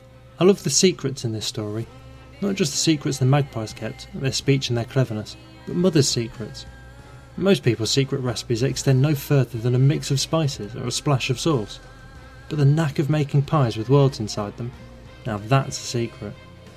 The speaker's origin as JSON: {"language": "English", "region": "England", "country": "United Kingdom", "moved": "as an adult", "lives_now": "New Zealand", "said": "I'm originally from England, and came to New Zealand as a souvenir from an OE. I'm currently doing everything I never planned to do out in rural Waikato."}